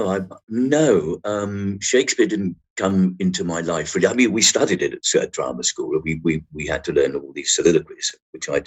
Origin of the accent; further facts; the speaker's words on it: London, United Kingdom; accent: Cockney; I am a, a, Cockney, I suppose, in, in, a way. But I I lost my accent at, at drama school